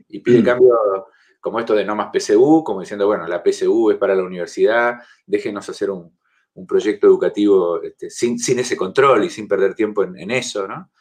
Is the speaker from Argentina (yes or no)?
yes; Argentina; now in Chile; soy argentino